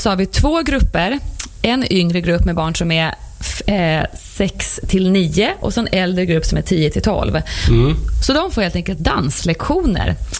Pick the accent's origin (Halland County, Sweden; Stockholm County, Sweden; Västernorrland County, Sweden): Stockholm County, Sweden; Herräng; now in Stockholm, Sweden; Jag är uppväxt i Herräng